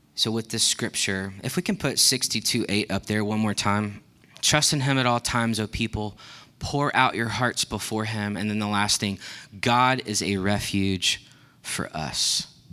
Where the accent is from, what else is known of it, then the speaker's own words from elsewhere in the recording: Texas, United States; I grew up in Texas